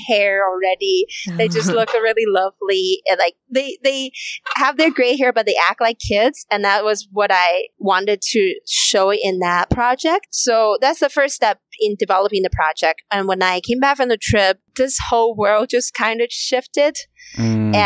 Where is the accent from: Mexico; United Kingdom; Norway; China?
China; moved away; there is a big rooted culture of respect your elders in where I grew up in China